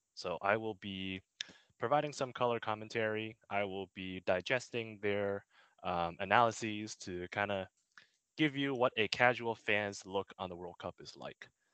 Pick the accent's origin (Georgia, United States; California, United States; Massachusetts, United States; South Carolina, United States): Massachusetts, United States; I grew up in Massachusetts